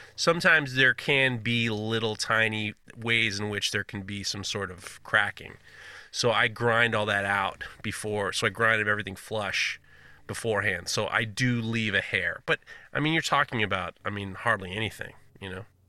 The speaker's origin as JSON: {"language": "English", "country": "United States", "said": "as an American"}